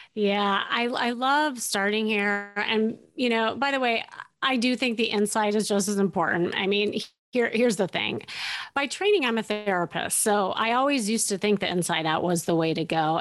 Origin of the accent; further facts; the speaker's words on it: Chicago, Illinois, United States; moved away as an adult; now in Los Angeles, United States; I was from Chicago. I picked up, I moved across this, uh, this this states that we are in and we we land in la la land